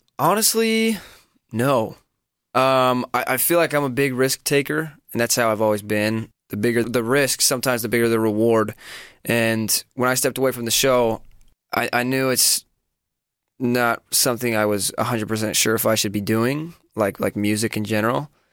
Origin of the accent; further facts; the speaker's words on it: Washington, United States; I grew up in Washington state, kind of the northern part of the state